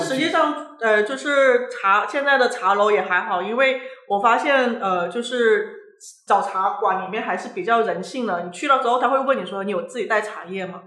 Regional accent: Guangdong, China; 作为广东人

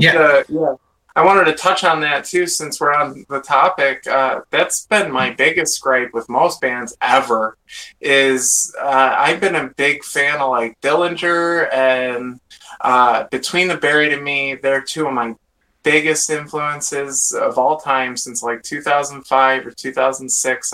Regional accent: Sterling Heights, Michigan, United States; I'm, from, Metro Detroit. It's a place called Sterling Heights, but uh, just outside of Detroit in Michigan.

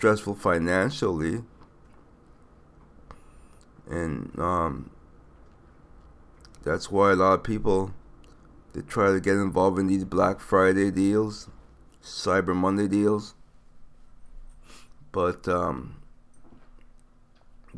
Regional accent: U.S. Virgin Islands; moved away; I am from St. Thomas

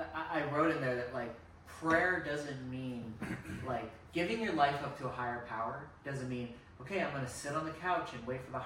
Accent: Alcatraz Avenue, Berkeley/Oakland near Ashby BART, California, United States; That's my hood, man. Yeah. That's where I grew up.

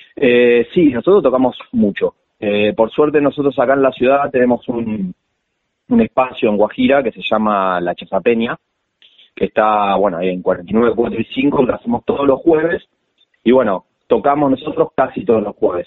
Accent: La Plata, Buenos Aires Province, Argentina; soy acá de la ciudad, soy platense.

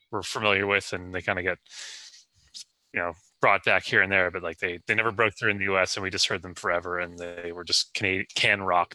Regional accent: Canada; moved away as an adult; also born or lived in Los Angeles, United States; garbage Canadian music that we were forced by the government to listen to for all of my, you know, formative years.

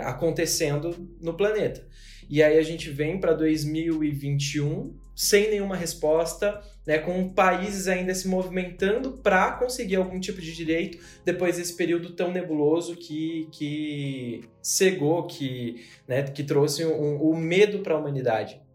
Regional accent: São Paulo, Brazil; sou paulistano

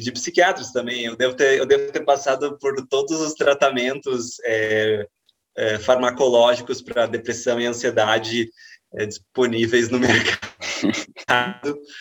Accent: Brazil; já que somos brasileiros

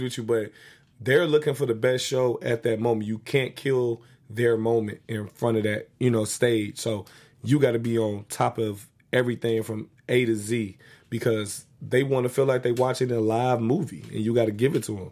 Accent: United States; also born or lived in Inglewood, California / Chicago, Illinois; growing up in Inglewood and Chicago

